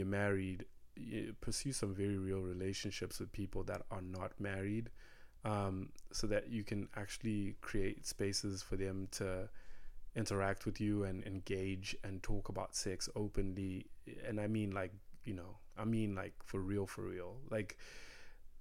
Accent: Zimbabwe; English is a second language; moved away as an adult; now in United States; we come from Zimbabwe

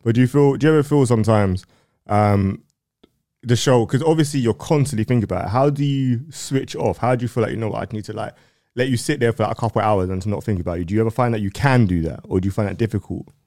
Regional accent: London, United Kingdom; me growing up in North

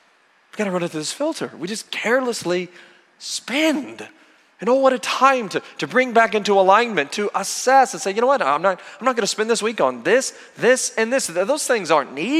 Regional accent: Oklahoma, United States; where I grew up in Oklahoma

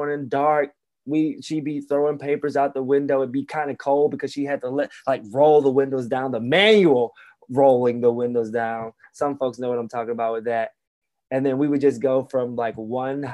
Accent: Alabama, United States; growing up in Alabama in the mid 80s

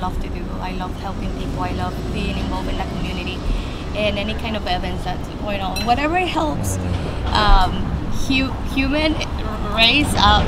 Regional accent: Navolato, Sinaloa, Mexico; I'm from Navolato, Sinaloa.

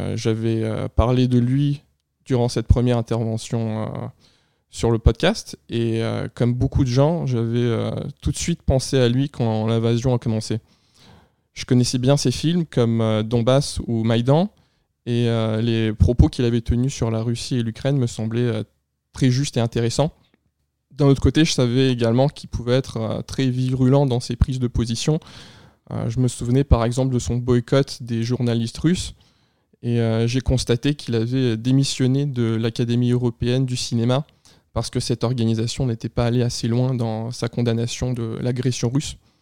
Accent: Quebec, Canada; Québécois d'origine à la fois russe et ukrainienne

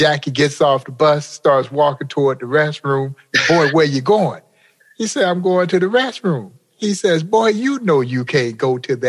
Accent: the South, United States; as a kid growing up in the South

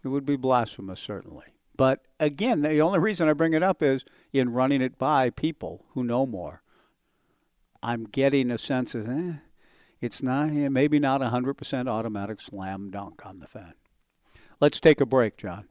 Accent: Southern California, United States; I was growing up in Southern California

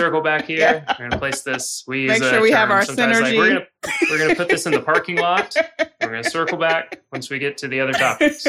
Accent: Jacksonville, Florida, United States; born there; now in Nashville, United States; So I was born in Jacksonville. I went to school in Gainesville. I lived in Louisville and then Asheville, and now Nashville.

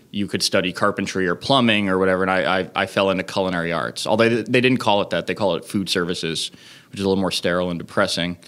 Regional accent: Leominster, Massachusetts, United States; now in New York City, United States; I grew up in Leominster, Massachusetts

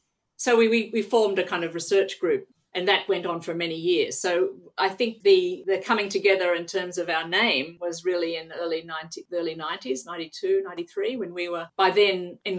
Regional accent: Australia; moved away as an adult; Well, it was funny because I came from Australia having completed a degree in geography.

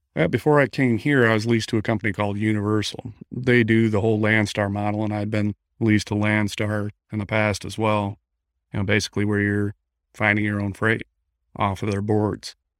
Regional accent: Midland, Michigan, United States; moved away as an adult; now in Gulf Shores, United States; originally I'm from Midland, Michigan, but moved down to Gulf Shores, Alabama, about five years ago

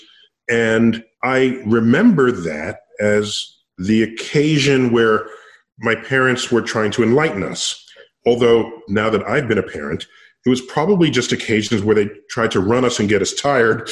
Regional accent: New York City, New York, United States; I grew up in New York City

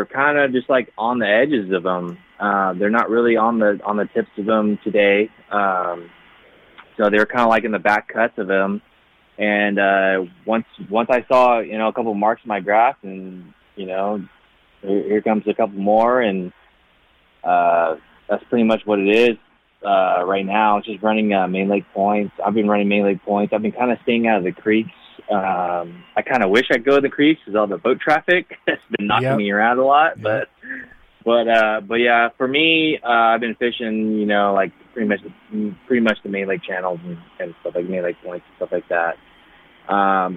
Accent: Porterville, California, United States; growing up in Porterville

